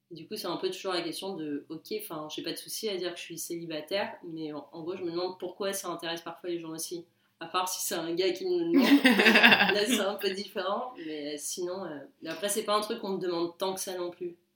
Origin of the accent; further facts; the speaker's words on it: Toulon, Provence-Alpes-Côte d'Azur, France; moved away as an adult; now in Paris, France; j'ai 28 ans. Euh, je vis actuellement à Paris depuis à peu près, euh, je pense, 5 ans maintenant. Je suis originaire de Toulon.